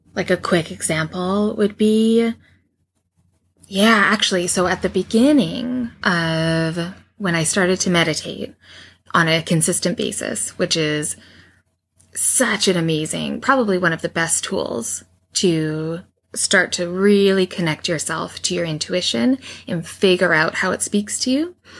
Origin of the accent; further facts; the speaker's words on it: Canada; accent: Canadian; how Canadian my about is